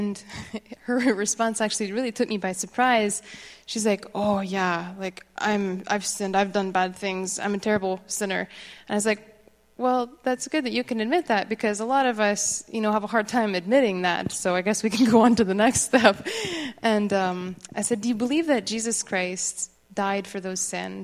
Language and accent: English; Quebec, Canada; moved away; I grew up in Quebec